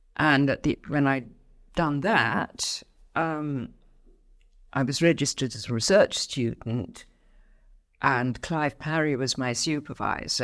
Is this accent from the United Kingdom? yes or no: yes; Abingdon, South East England, United Kingdom; also born or lived in Salisbury; the Abingdon really is the place where I grew up.